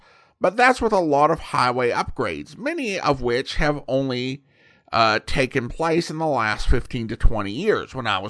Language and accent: English; California, United States; I was born and raised in Calaveras County, home of Mark Twain's celebrated Jumping Frog. Many areas of the county are quite remote with few or no roads, and difficult to access in the best of weather.